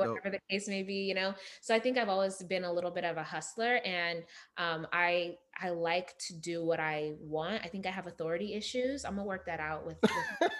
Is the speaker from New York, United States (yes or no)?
no; Las Vegas, Nevada, United States; also born or lived in Uganda; I was born in Uganda but raised in Las Vegas